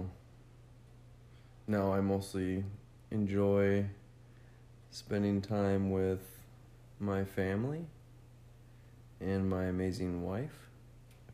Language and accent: English; Minnesota, United States; Born and raised in Minnesota